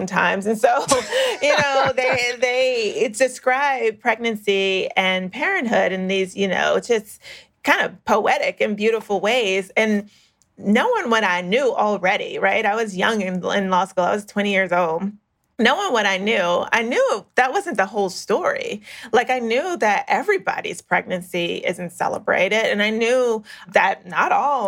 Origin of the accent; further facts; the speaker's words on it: South Florida, United States; South Florida